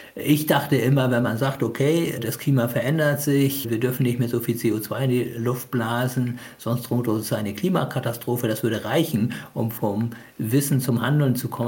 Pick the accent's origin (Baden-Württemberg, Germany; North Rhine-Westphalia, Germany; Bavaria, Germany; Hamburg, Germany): Hamburg, Germany; now in Kiel, Germany; Ich bin zwar in Hamburg äh, geboren, aber ich habe natürlich eine Beziehung zu Pakistan